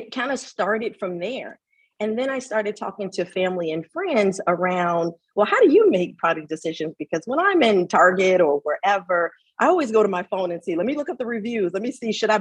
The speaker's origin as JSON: {"language": "English", "town": "Chicago", "region": "Illinois", "country": "United States", "said": "I'm originally from Chicago"}